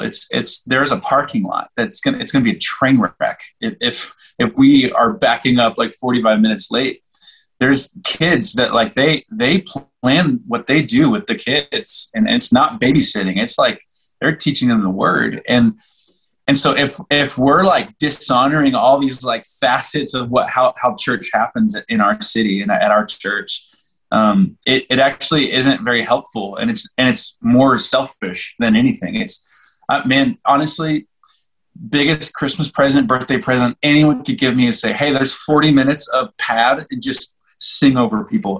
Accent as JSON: {"language": "English", "region": "Oklahoma", "country": "United States", "moved": "yes", "lives_now": "Colorado, United States", "said": "I'm from Oklahoma"}